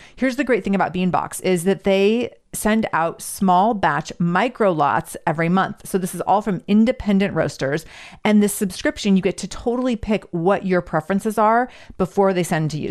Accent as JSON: {"language": "English", "town": "Seattle", "region": "Washington", "country": "United States", "said": "I'm from Seattle"}